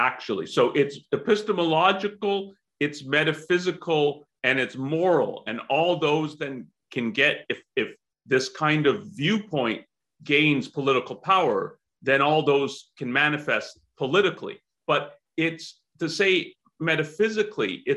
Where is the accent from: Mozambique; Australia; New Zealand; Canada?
Canada; I'm from Canada